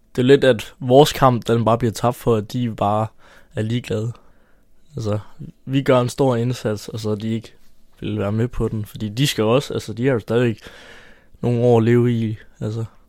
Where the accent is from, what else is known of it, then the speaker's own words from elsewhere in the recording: Haderslev, Southern Denmark, Denmark; jeg er 17 år, og jeg er fra Haderslev